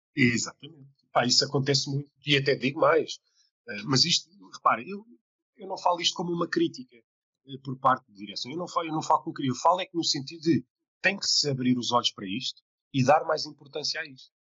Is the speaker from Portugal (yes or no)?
yes; Portugal; sou português